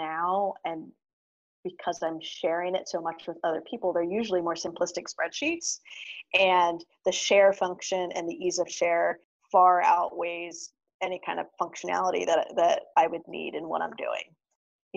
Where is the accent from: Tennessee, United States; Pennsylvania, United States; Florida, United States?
Pennsylvania, United States; Lancaster; moved away; also born or lived in Madison, Wisconsin / Los Angeles, California; I'm originally from Lancaster, Pennsylvania, lived for 14 years in Madison